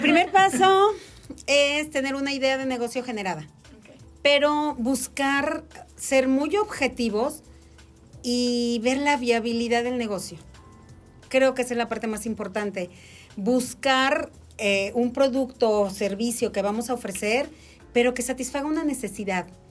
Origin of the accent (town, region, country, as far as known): Mexico